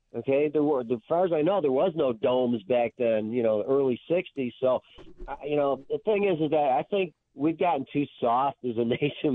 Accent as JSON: {"language": "English", "town": "Buffalo", "region": "New York", "country": "United States", "tie": "born or raised there", "said": "I grew up in Buffalo"}